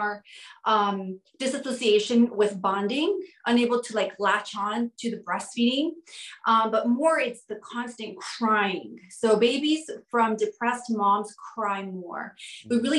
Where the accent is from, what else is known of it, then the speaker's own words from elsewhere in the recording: Southwest, United States; now in New York City, United States; I'm originally from the Southwest